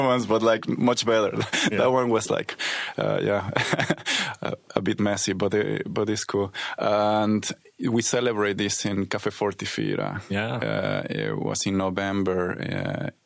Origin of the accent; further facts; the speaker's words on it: Mexico City, Mexico; moved away as an adult; also born or lived in Berlin, Germany; now in Sweden; I come from Mexico City.